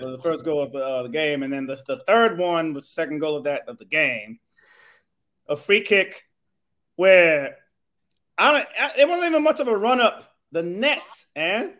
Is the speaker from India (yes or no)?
no; Nigeria; also born or lived in California; I'm Nigerian